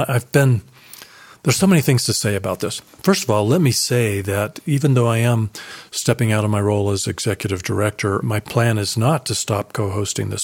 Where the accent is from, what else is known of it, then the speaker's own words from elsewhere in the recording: Colorado Springs, Colorado, United States; also born or lived in Dallas, Texas; moved back to my hometown of Colorado Springs, Colorado